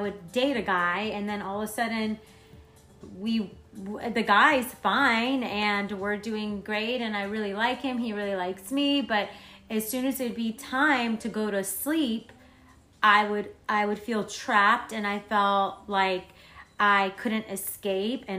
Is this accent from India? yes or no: no; Florence, Tuscany, Italy; moved away; So I'm from Florence, Italy